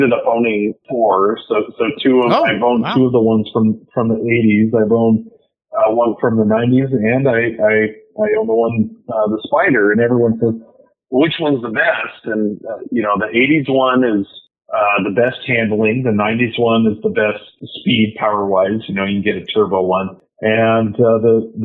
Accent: Pacific Northwest, United States; moved away; I'm from the Pacific Northwest

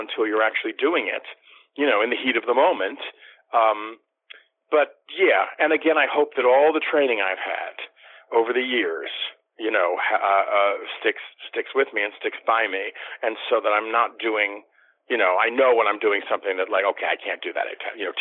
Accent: Washington, District of Columbia, United States; moved away; I got to go back to my hometown of D.C. for the first time and work professionally

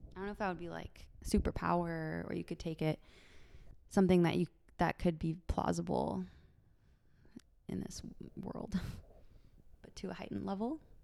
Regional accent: San Francisco, California, United States; born and raised in San Francisco, in the city

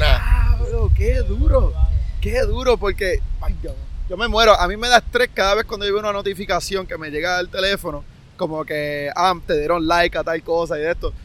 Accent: Puerto Rico; el pueblo puertorriqueño apoyan a los suyos

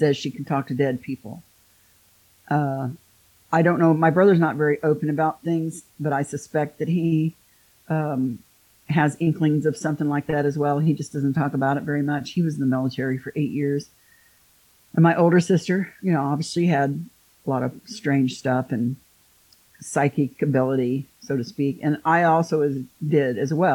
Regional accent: Midwest, United States; I'm from the Midwest. I never went anywhere

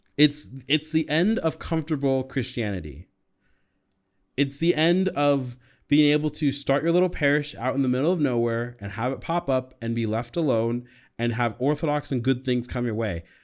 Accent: United States; also born or lived in California; now in Colorado, United States; as an American

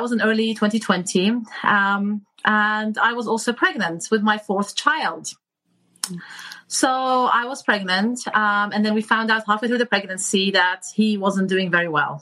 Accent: England, United Kingdom; moved away as an adult; also born or lived in Iraq / Michigan, United States; now in California, United States; Me and my family immigrated to the United Kingdom when I was 8. And so I grew up there, went to school there, went to medical school there.

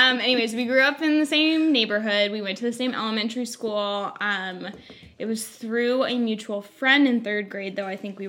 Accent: Bay Area, California, United States; As Janine said, I am born and raised in the Bay Area. So that's where my husband and I currently live.

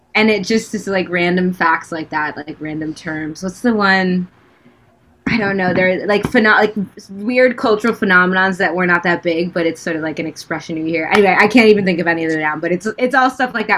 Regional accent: United States; moved away as an adult; also born or lived in Washington, D.C. / New York / Los Angeles; I grew up in um, DC and then New York.

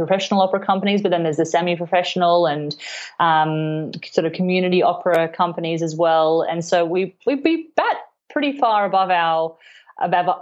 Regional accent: Cairns, Queensland, Australia; now in Melbourne, Australia; I grew up in Queensland, in Cairns, and I played the violin from quite a really young age

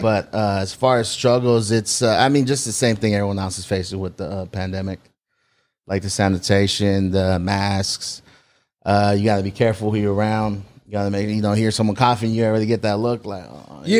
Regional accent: South San Francisco, California, United States; I was born in San Francisco, Saint Luke's Hospital, and then, uh, moved to South City when I was about eight

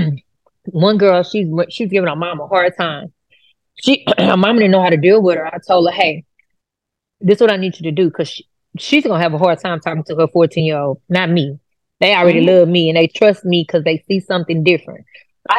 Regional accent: Houston, Texas, United States; I grew up in Fifth Ward area

